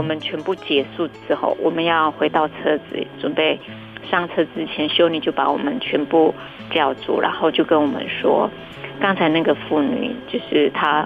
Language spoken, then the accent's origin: Chinese; Lanyu, Taitung County, Taiwan; moved away as an adult; 我民国八十三年回到蓝屿卫生所开始服务的时候